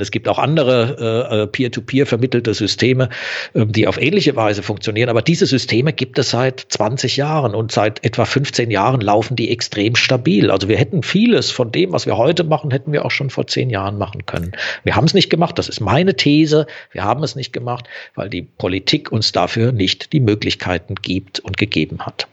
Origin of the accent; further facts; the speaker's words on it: Southern Germany, Germany; also ich komme eher aus Süddeutschland, so ein bisschen hört man es wahrscheinlich auch im Medium